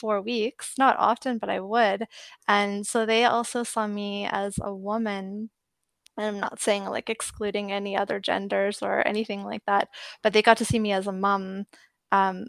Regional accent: Edmonton, Alberta, Canada; moved away as an adult; now in Canmore, Canada; I grew up in Edmonton

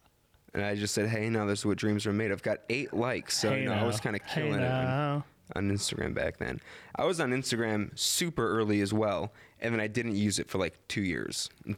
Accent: Illinois, United States; we're from Illinois.

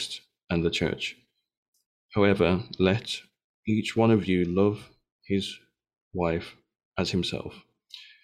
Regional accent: Birmingham, West Midlands, United Kingdom; growing up in George Street in Birmingham

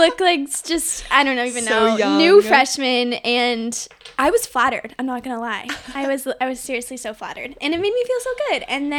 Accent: Arizona, United States; I was also born and raised in Arizona. Just graduated from Arizona State University as well.

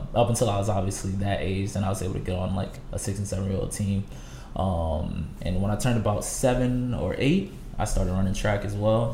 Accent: New Orleans, Louisiana, United States; also born or lived in Portsmouth, Virginia; Moved back here, and so ever since then I've been here, and so I claim New Orleans as my home

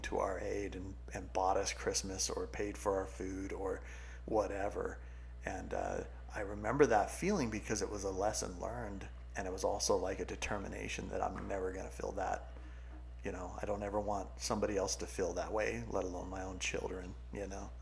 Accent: California, United States; also born or lived in New Mexico; now in Utah, United States; I grew up in California beach community or beach you know environment.

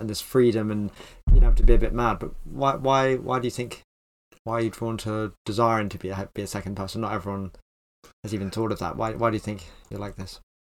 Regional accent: Plymouth, South West England, United Kingdom; So you're actually born in the same hometown as me

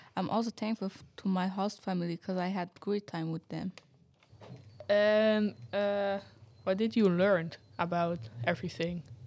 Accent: Netherlands; I'm from the Netherlands

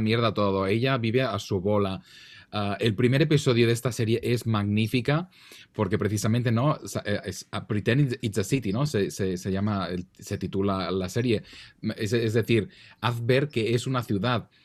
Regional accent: Catalonia, Spain; accent: Catalan Spanish; yo español catalán, o sea, yo tengo un acento ya que está ya en la estratosfera

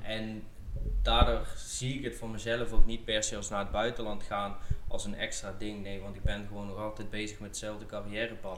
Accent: South Limburg, Netherlands; moved away as an adult; also born or lived in Amsterdam / Heerlen; now in Herning, Denmark; ik ben opgegroeid in Zuid-Limburg

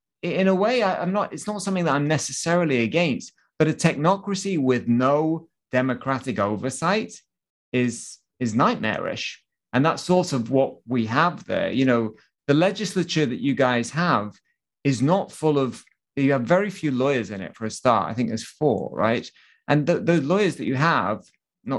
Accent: Wales, United Kingdom; moved away; … is from my hometown

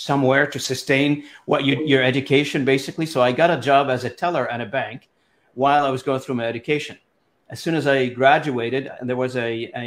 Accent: Lebanon; first language Arabic; English is a second language; moved away as an adult; also born or lived in Montreal, Canada; now in Canada; I was born and raised in Lebanon

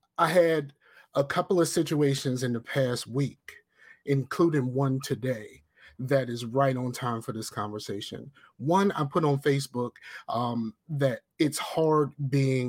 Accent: Newport News, Virginia, United States; I'm a brother from Newport News

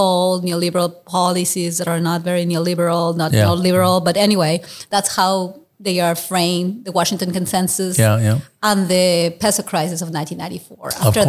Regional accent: Mexico City, Mexico; moved away as an adult; also born or lived in New York City; now in United States; I was born near Mexico City in the state of Mexico, very near Mexico City. But, you know, I was raised in Mexico City

